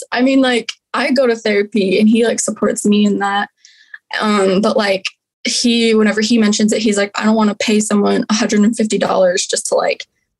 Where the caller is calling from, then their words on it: Utah, United States; I'm calling from Utah